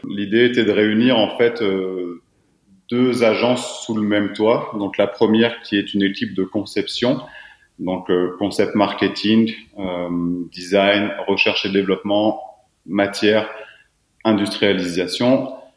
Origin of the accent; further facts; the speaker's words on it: south-east France, France; now in Annecy, France; je suis originaire du sud-est de la France. je suis annécien depuis une dizaine d'années maintenant